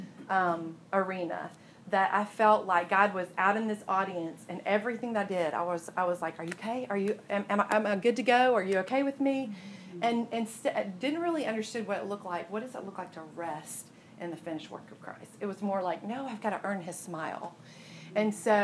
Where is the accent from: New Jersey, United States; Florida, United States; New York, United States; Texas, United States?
Florida, United States; Jacksonville; moved away as an adult; also born or lived in Birmingham; I grew up in Jacksonville, Florida